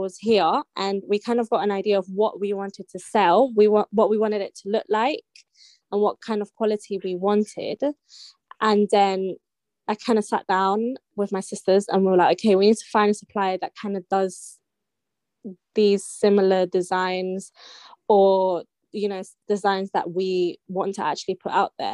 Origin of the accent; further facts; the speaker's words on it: London, United Kingdom; I'm from South London. I've lived in South London my whole life. I was born in King's College, Camberwell, and I live in Peckham